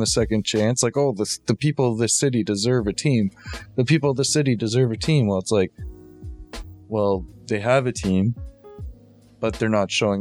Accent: Toronto, Ontario, Canada; growing up in Toronto

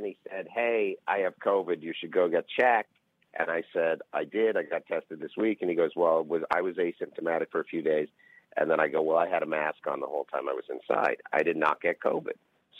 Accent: Canada; now in United States; I'm a Canadian Jew

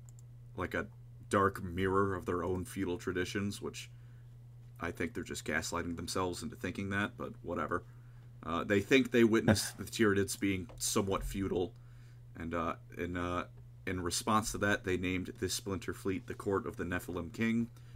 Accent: Buenos Aires, Argentina; And I'm from Buenos Aires, and I say kill them all.

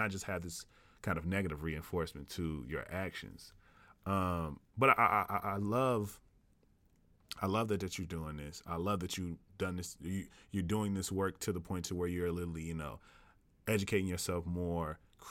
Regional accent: the South, United States; growing up in the South, you automatically have a introduction into faith

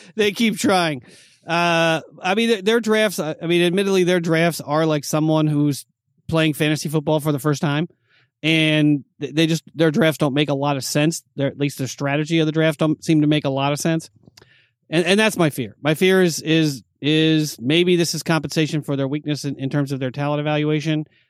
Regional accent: New York, United States; I'm from New York

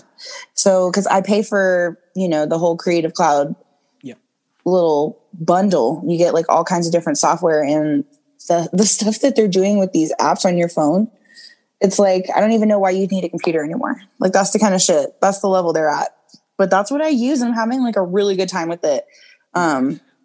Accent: Lockhart, Texas, United States; I'm from Lockhart, Texas, originally

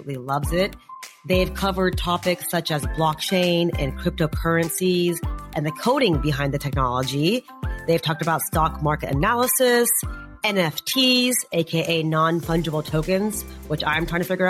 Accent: Texas, United States; now in New York, United States; I'm in New York, and that's a whole different scene than Texas's. So like Texas is like a whole other country here. I grew up in Texas

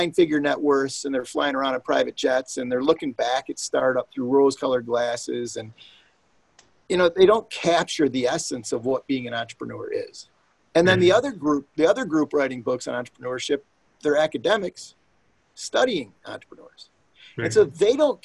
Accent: Detroit, Michigan, United States; my hometown here

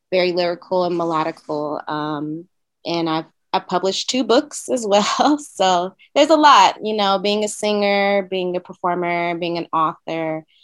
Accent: Oakland, California, United States; moved away as an adult; now in Brooklyn, United States; I'm originally from Oakland, California. Um, I've been living in Brooklyn for about nine months now. So um, I made that move during the pandemic.

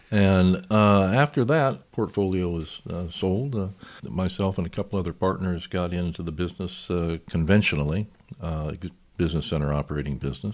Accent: Newport Beach, California, United States; also born or lived in Balboa, California / San Clemente, California / Covina, California; I grew up in Newport Beach, California

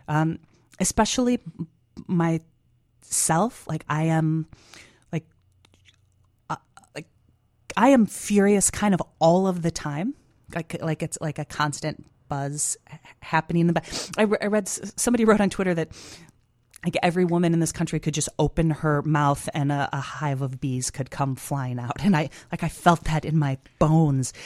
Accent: Chicago, Illinois, United States; being a Chicagoan

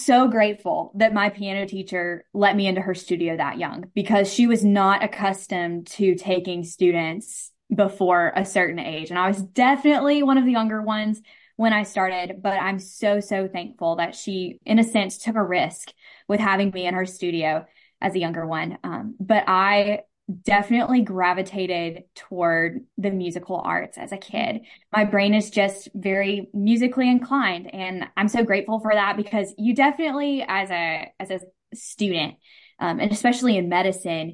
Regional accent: Madison, Mississippi, United States; I am from Madison

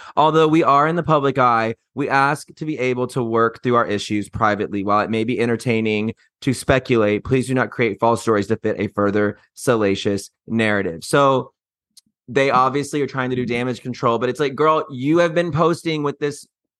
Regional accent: Mississippi, United States; See, I'm from Mississippi, so I can turn it on and off

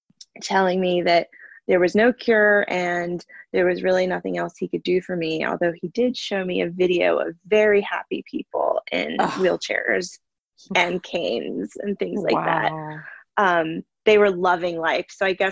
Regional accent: North Carolina, United States; I'm originally from North Carolina, but have lived all over the country as my schooling and work and disease process has, you know, changed the course of my life a bunch of times.

